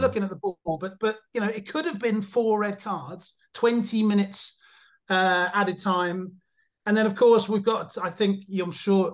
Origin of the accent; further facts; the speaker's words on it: England, United Kingdom; now in Germany; I'm English, but I live in Germany